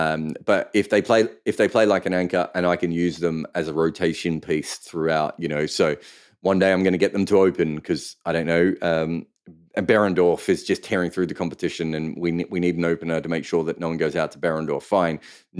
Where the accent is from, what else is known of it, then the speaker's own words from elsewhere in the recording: Melbourne, Victoria, Australia; Yeah, I mean, I grew up in Melbourne, and there were so many Croatian and Serbian people.